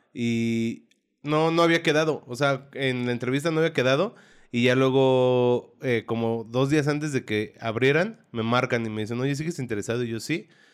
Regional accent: Santa Rosa Jáuregui, Querétaro, Mexico; moved away as an adult; now in Querétaro, Mexico; yo crecí y viví en Santa Rosa hasta hace un año, que fue que me cambié aquí al centro.

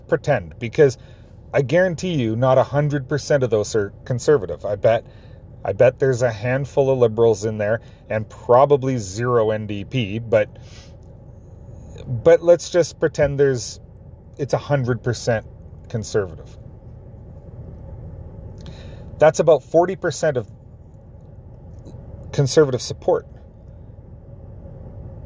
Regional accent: Canada; my fellow Canadians

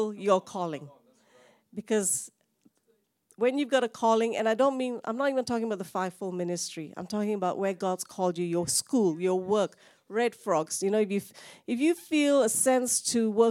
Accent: Malaysia; now in Australia; Even though I'm Indian, I don't think I can go to India. I'm from Malaysia

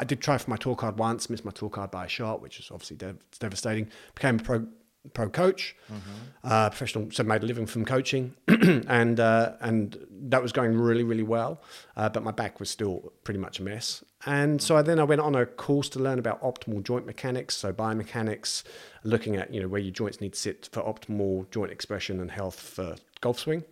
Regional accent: East of England, United Kingdom; now in New Zealand; I'm from just north of London, and mm. uh, so it's like a new town just north of London

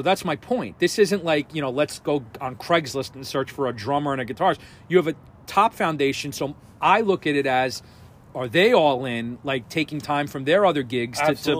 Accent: New York, United States; I grew up on the New York hardcore scene of the 90s

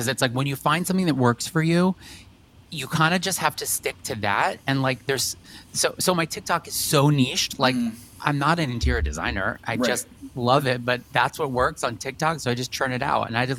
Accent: New York, United States; I feel like you've just always been on my radar as a New Yorker

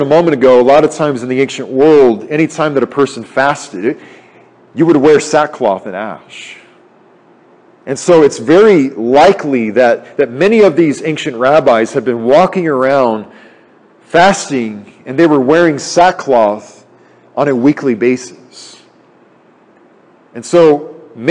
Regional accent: United States; as American people

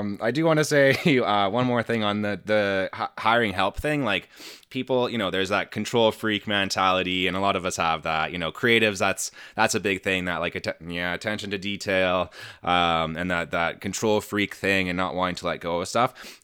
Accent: Canada; I'm Canadian

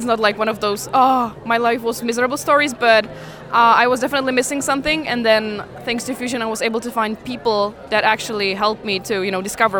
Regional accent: Ostrava, Moravian-Silesian Region, Czechia; I am from Czech Republic

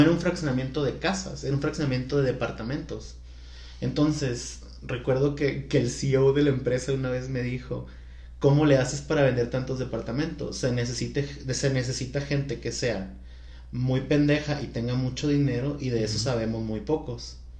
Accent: Culiacán, Sinaloa, Mexico; now in Guadalajara, Mexico; soy de Culiacán

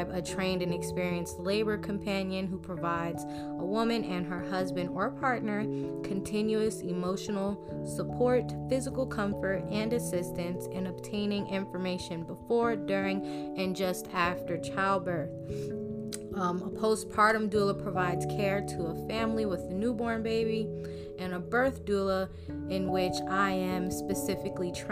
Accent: New Jersey, United States; moved away; also born or lived in South Florida; my home state, New Jersey

